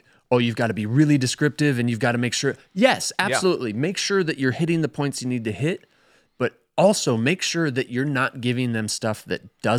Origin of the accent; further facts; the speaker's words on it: Sun Prairie, Wisconsin, United States; I'm familiar with tracty because I grew up in Sun Prairie